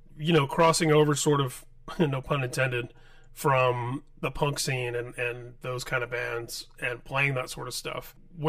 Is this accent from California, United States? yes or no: no; Indianapolis, Indiana, United States; growing up in Indianapolis